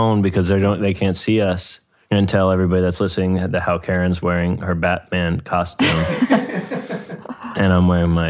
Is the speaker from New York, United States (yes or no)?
yes; New York, United States; I grew up in New York in the 90s